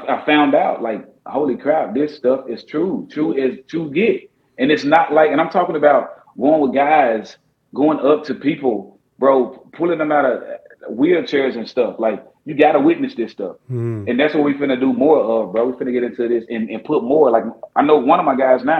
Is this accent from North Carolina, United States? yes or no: no; Jackson, Tennessee, United States; moved away; my hometown, Jackson, Tennessee